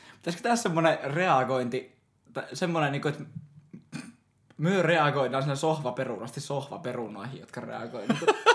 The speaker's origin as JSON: {"language": "Finnish", "town": "Joensuu", "region": "North Karelia", "country": "Finland", "said": "mä oon Joensuusta"}